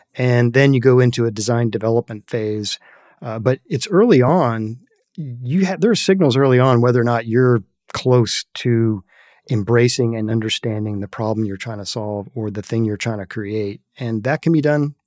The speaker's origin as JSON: {"language": "English", "region": "Northern Virginia", "country": "United States", "tie": "born or raised there", "said": "I was a very privileged young man growing up in Northern Virginia"}